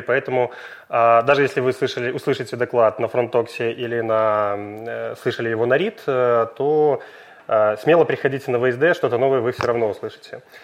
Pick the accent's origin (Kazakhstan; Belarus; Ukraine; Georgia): Belarus; Minsk; живу в Минске